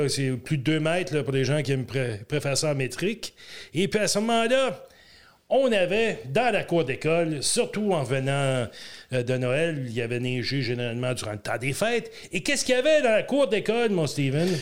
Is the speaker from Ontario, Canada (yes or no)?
yes; Ontario, Canada; On vient de l'Ontario